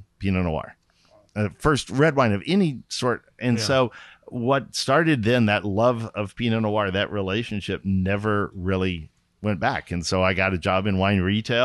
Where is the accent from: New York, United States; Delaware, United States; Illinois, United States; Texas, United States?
Texas, United States; Austin; moved away as an adult; also born or lived in San Antonio, Texas / Dallas, Texas; now in California, United States; I grew up in Austin.